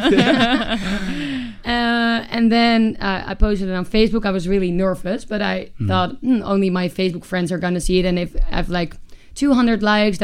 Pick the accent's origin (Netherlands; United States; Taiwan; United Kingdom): Netherlands; Amsterdam, North Holland; moved away as an adult; also born or lived in Groningen; I'm from Amsterdam, and then I wanted to study. I moved to Groningen